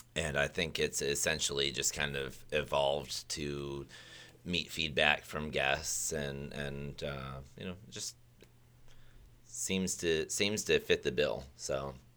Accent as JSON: {"language": "English", "region": "Michigan", "country": "United States", "tie": "born or raised there", "moved": "yes", "said": "I grew up originally in Michigan, where third grade we went to the Kellogg's factory."}